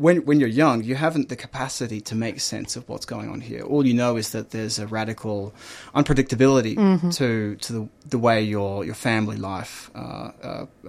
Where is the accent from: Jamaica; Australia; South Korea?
Australia; Melbourne, Victoria; I grew up in Melbourne. I grew up in Ivanhoe